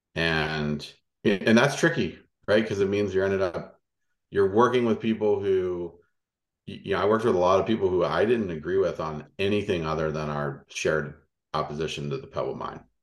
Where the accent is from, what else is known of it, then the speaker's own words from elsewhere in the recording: Louisiana, United States; moved away; the dirt road I grew up on in Louisiana